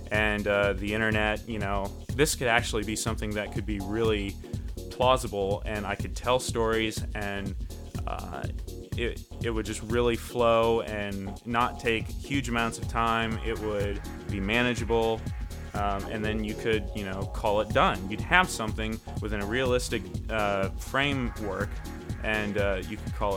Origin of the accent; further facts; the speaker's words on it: Ohio, United States; I was born and raised in Ohio. I currently still live in the Midwest